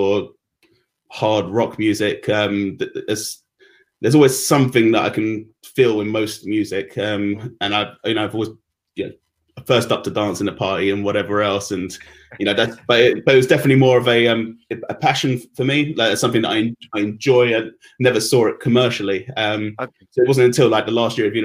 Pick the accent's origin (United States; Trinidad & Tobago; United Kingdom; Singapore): United Kingdom; London; I was actually born and raised at Sutton